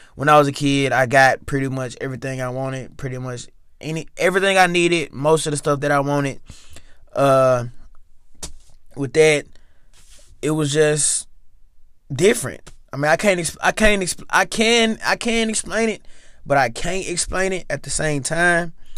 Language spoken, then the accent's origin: English; Memphis, Tennessee, United States; Growing up, growing up, at home, growing up in Memphis